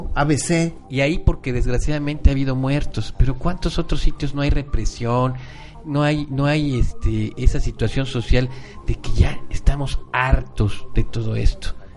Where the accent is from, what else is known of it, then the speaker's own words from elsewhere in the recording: Mexico; nosotros como mexicanos tengamos ese gen también malinchista